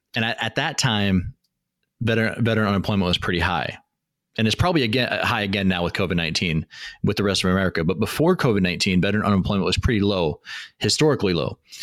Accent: Washington, United States; moved away as an adult; I'm from Washington State

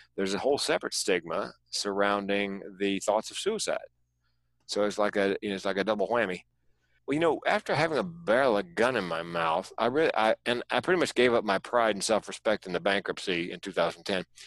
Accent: North Carolina, United States; moved away as an adult; also born or lived in California; moving from North Carolina, where I was born and raised, to California

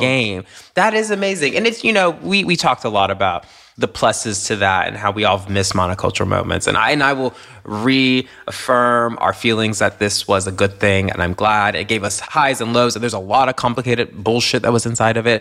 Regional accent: Tennessee, United States; a black queer kid from Tennessee

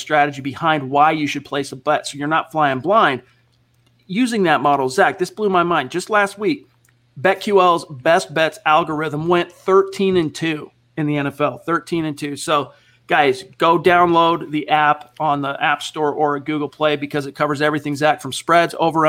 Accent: Hawaii, United States; I'm Hawaiian and Samoan.

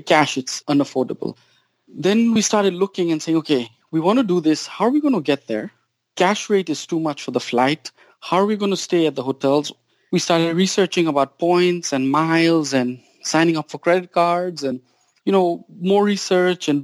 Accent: Kenya; now in United States; I grew up in Kenya

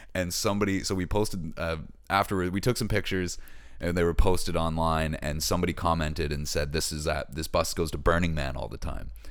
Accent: Hammonds Plains Road, Nova Scotia, Canada; We had a house on Hammond's Plains Road

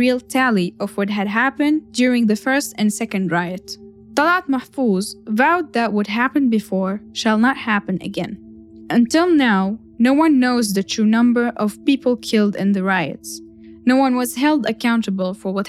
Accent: Syria; moved away; my home country

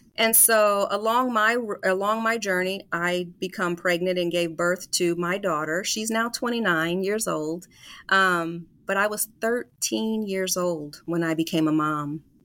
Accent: Des Moines, Iowa, United States; moved away; I'm actually a native of Des Moines, so born and raised in Des Moines, Iowa

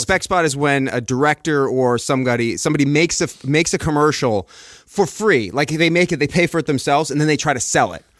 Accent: Long Island, New York, United States; moved away as an adult; also born or lived in Queens; now in Los Angeles, United States; I'm born and raised Long Island

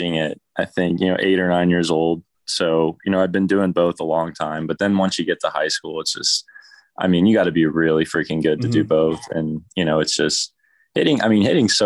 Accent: Dallas, Texas, United States; also born or lived in Katy, Texas; growing up in Dallas, it's all Cowboys, Mavericks, and Rangers

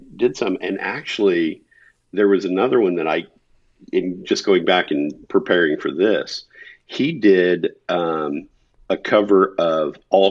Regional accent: Kansas, United States; I grew up in Kansas. I'm a mm-hmm. small town kid from the middle of the country.

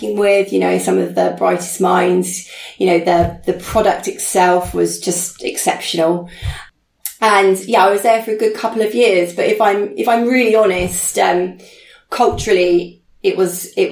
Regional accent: Chichester, South East England, United Kingdom; also born or lived in Beaconsfield; my hometown in Chichester

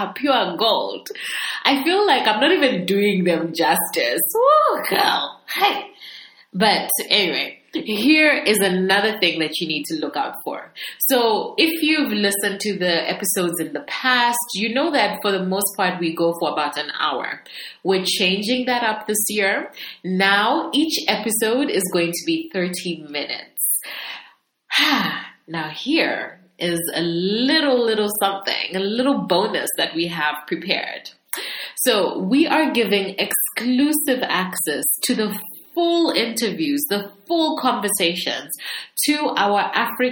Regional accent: Zambia; moved away; also born or lived in United Kingdom / United States; So I'm from Zambia, and I left Zambia to do studies for about 7 years, you know, when I was young. I lived in the UK and the US, and then I came back to Zambia.

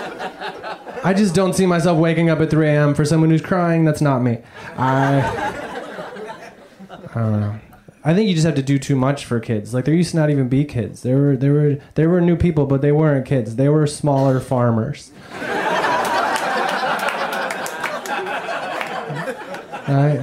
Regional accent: Indiana, United States; I grew up in Indiana

